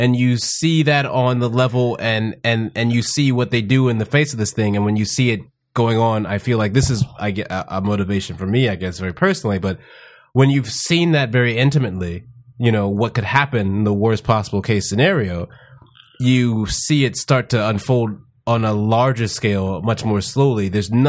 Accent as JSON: {"language": "English", "town": "Houston", "region": "Texas", "country": "United States", "tie": "born or raised there", "said": "Houston. Born and raised in Houston, Texas."}